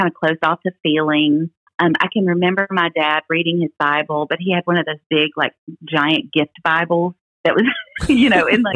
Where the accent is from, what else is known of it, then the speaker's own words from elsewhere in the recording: Memphis, Tennessee, United States; I was born in Memphis, Tennessee, in the Baptist Hospital in Memphis, Tennessee, and I grew up in a Christian home